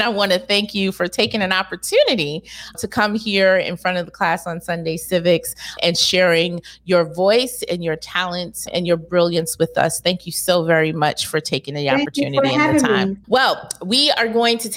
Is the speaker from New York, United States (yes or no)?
yes; New York City, New York, United States; I grew up here in New York and Brooklyn as well